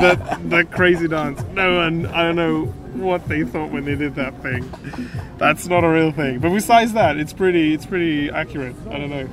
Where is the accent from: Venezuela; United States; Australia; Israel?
Israel; I'm from Israel